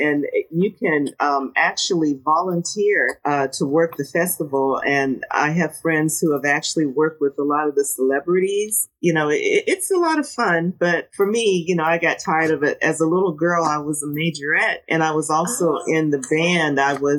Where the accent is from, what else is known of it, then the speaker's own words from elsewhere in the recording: Canton, Ohio, United States; I was born and raised in Canton, Ohio. And when people ask, you know, what is Canton? We are the home of the Pro Football Hall of Fame.